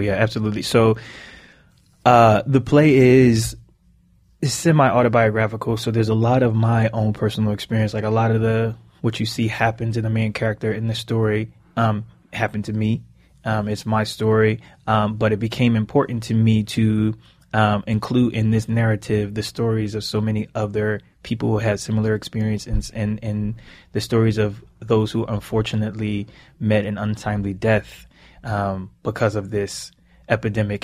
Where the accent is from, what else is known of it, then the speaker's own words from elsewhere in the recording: Philadelphia, Pennsylvania, United States; growing up in Philly and growing up in the inner city